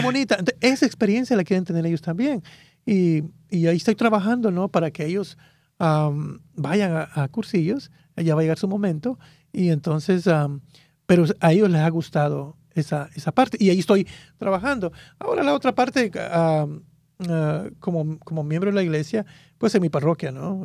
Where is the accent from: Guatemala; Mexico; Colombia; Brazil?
Guatemala; moved away as an adult; now in United States; En ese tiempo era el grupo juvenil allá en mi país. Y, y era, ya era líder también allá en, ese... Ah, me, recuerdo que allá había un grupo que se llamaba Un Millón para Cristo allá en, Guatemala